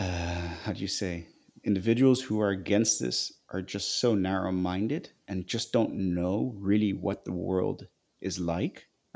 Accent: Nigeria; I actually remember now that when I was growing up in Nigeria, I was at the American school.

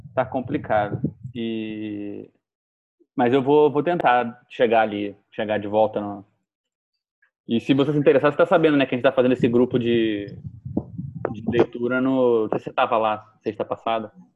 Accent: Rio de Janeiro, Brazil; eu sou do Rio de Janeiro

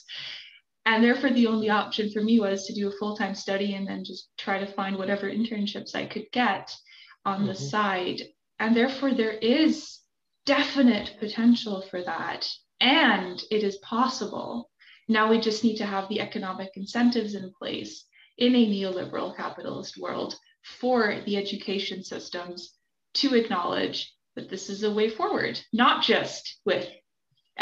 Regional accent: Germany; moved away; I grew up in Germany

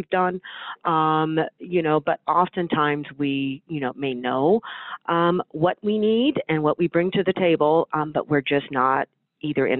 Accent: Northern California, United States; I was born and raised in Northern California

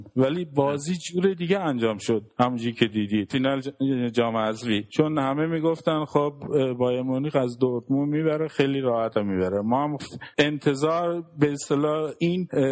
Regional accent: Iran; now in Germany; گفتم من ایرانی

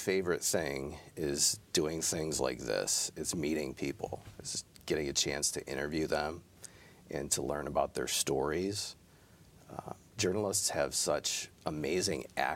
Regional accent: Midland, Michigan, United States; I grew up in Midland

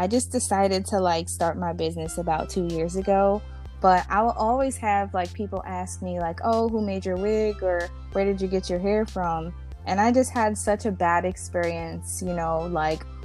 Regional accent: New Haven, Connecticut, United States; I'm from New Haven, Connecticut

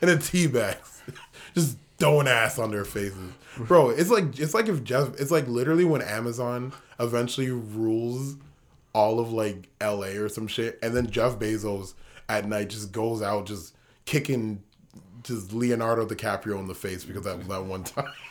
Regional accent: Ghana; See, that's the beauty of being Ghanaian

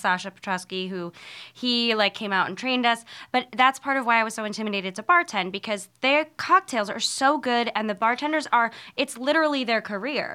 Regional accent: New York City, New York, United States; born or raised there

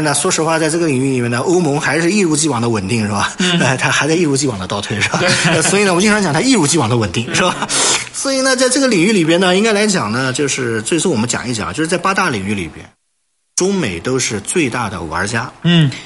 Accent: China; 目前由我们中国人呢进行创造

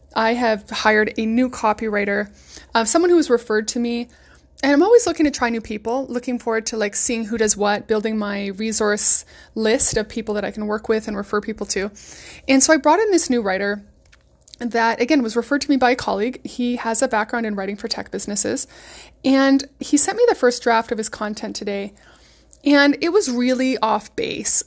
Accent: West Coast, United States; I'm from the West Coast

